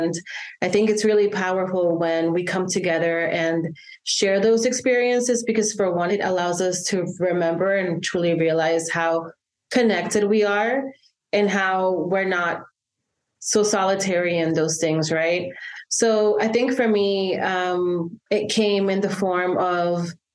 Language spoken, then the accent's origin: English; El Salvador; moved away; I was born and raised in El Salvador till 2000, the year like 2000, and I grew up in the aftermath of the Civil War